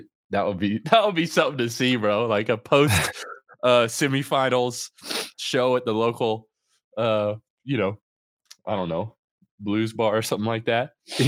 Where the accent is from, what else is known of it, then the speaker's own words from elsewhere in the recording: Florida, United States; So I grew up in Central Florida, and like part of my upbringing was you know, drugs and that type of stuff involved